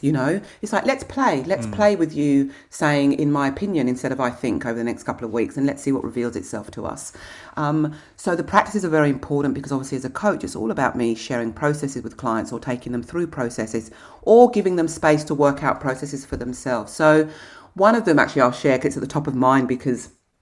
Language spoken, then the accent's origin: English; England, United Kingdom; moved away; I'm English